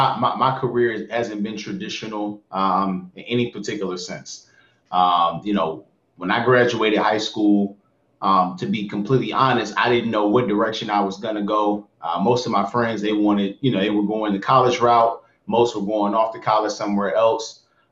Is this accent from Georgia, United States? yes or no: yes; Atlanta, Georgia, United States; moved away as an adult; also born or lived in San Francisco, California; I'm 29 years of age. Again … originally from my hometown is Atlanta, Georgia. So I'm an AT alien at heart.